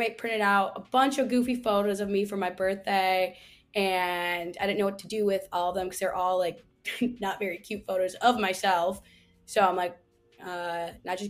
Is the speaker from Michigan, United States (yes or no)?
yes; Michigan, United States; moved away as an adult; also born or lived in Chicago, Illinois / Florida / Arizona; now in San Diego, United States; I was born in Michigan, and then I went to school in Chicago